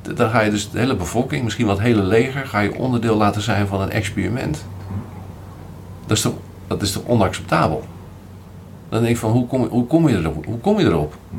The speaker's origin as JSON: {"language": "Dutch", "town": "Rotterdam", "region": "South Holland", "country": "Netherlands", "said": "ik ben Rotterdammer"}